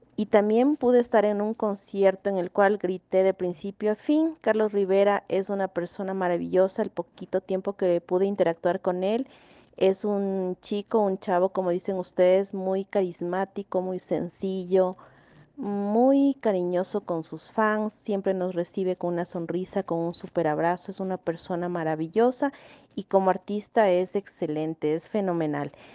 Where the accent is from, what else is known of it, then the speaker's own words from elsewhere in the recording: Ecuador; Yo soy de Ecuador